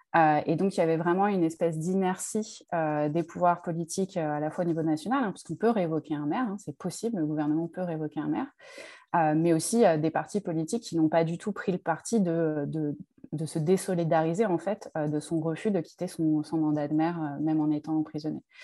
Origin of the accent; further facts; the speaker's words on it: Draveil, Île-de-France, France; j'ai grandi à Draveil dans l'Essonne